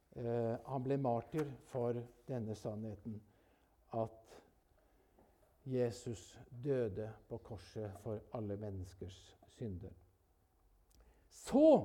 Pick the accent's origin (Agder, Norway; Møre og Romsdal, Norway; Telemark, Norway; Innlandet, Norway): Telemark, Norway; Jeg vokste opp oppe i Telemarken